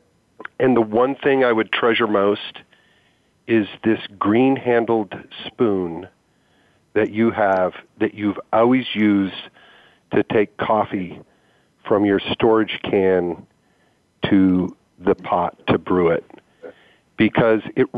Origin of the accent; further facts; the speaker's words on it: Michigan, United States; now in Portland, United States; I grew up in Michigan